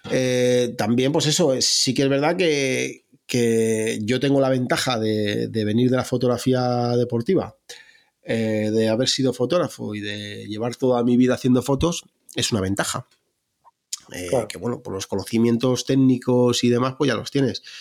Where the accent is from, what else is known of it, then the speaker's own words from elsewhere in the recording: Salmerón, Castilla-La Mancha, Spain; la primera sesión que hice fue en, mi pueblo, en un pueblo que se llama Salmerón, en Guadalajara